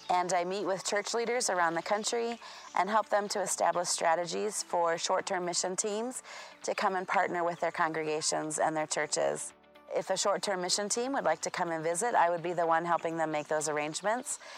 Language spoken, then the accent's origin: English; Papua New Guinea; born there; so like the video said, I was born in Papua New Guinea.